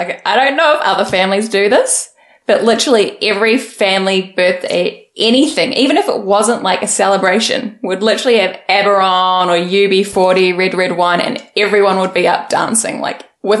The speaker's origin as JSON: {"language": "English", "town": "Invercargill", "region": "Southland", "country": "New Zealand", "tie": "born or raised there", "also_born_or_lived": "Auckland / Christchurch", "said": "And then we moved from Invercargill."}